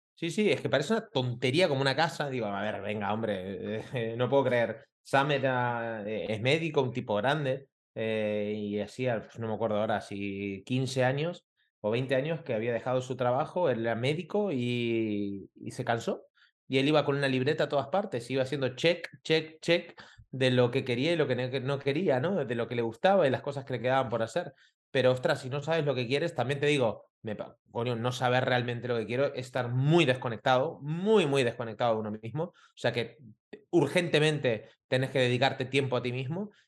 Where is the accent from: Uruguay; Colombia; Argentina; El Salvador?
Argentina; moved away as an adult; also born or lived in Costa Rica; now in Barcelona, Spain; yo soy argentino, hace 20 años que vivo aquí en Barcelona